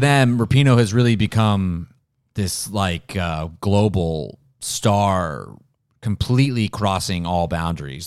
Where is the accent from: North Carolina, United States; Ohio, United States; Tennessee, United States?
Ohio, United States; I'm from Ohio